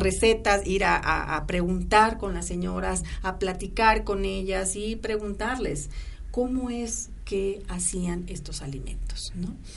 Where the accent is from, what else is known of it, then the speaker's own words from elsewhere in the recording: Cosolapa, Oaxaca, Mexico; mi pueblo, Yo soy de Cozolapa, Oaxaca